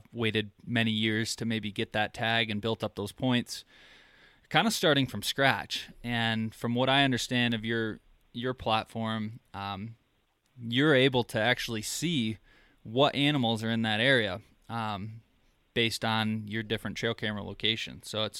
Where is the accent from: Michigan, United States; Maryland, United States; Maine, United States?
Michigan, United States; moved away; I'm originally from Michigan, and I moved out a couple years ago